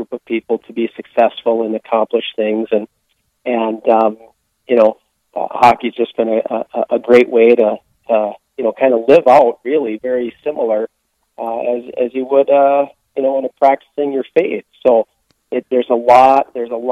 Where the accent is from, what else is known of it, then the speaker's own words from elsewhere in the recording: Duluth, Minnesota, United States; I grew up in Duluth, Minnesota